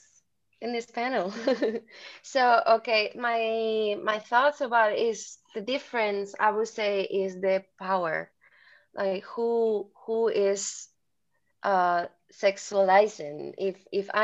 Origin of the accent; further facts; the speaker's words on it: Spain; moved away as an adult; also born or lived in China; I just got back to Spain, and I'm also working already, teaching